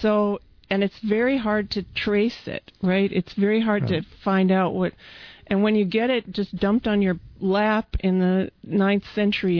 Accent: Midwest, United States; moved away; I came from the Midwest and in a small place

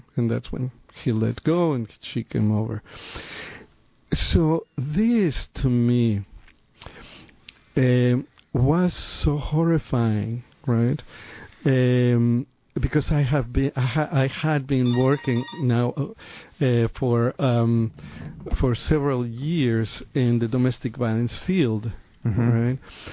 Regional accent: Mexico City, Mexico; moved away; also born or lived in San Francisco; I am from Mexico City. Right? I'm a city boy

